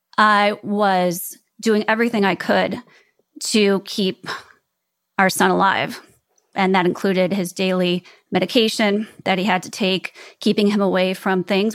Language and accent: English; Chicago, Illinois, United States; moved away; also born or lived in Prague / New York City; where I grew up in Chicago